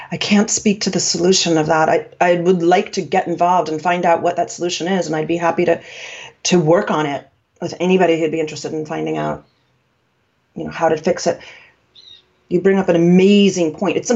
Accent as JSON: {"language": "English", "region": "New York", "country": "United States", "said": "I'm from New York. We had meat on a hook uh, in the meatpacking district in the old days."}